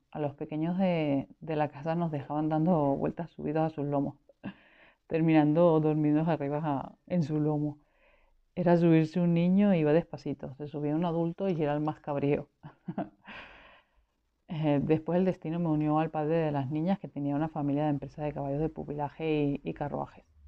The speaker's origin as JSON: {"language": "Spanish", "town": "Caracas", "region": "Capital District", "country": "Venezuela", "tie": "born or raised there", "moved": "as an adult", "lives_now": "Spain", "said": "nací en el 70 en Venezuela, soy caraqueña"}